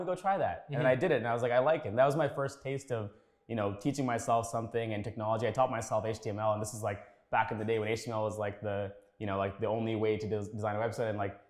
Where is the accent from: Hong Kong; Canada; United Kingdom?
Canada; Scarborough, Ontario; also born or lived in Sri Lanka / Waterloo; I grew up in Scarborough, yeah. I mean, so I was born in Sri Lanka. My family came here in 93. Mm. We lived in Tuxedo Court, Marco and Ellesmere, family of eight. That's kind of where I grew up there.